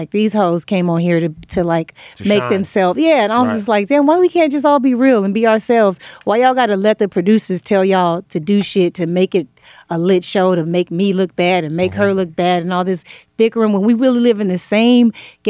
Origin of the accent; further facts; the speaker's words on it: Inglewood, California, United States; also born or lived in Pomona; Inglewood, California.